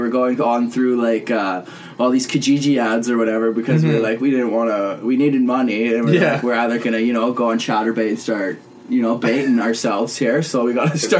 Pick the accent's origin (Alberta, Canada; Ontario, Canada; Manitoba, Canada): Alberta, Canada; Edmonton; moved away as an adult; I'm from Edmonton originally, so I was living out there for, well, my whole life, and then came out here, and then did college, and then went back there.